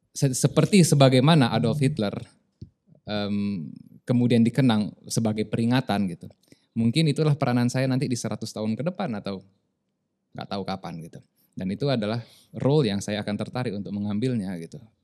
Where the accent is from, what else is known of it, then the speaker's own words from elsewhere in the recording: Medan, North Sumatra, Indonesia; also born or lived in South Tapanuli; now in Lombok, Indonesia; saya nggak mau disebut orang Lombok, orang Medan sampai mati